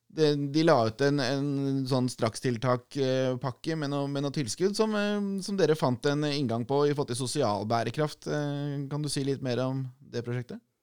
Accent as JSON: {"language": "Norwegian", "country": "Norway", "said": "vi er nordmenn"}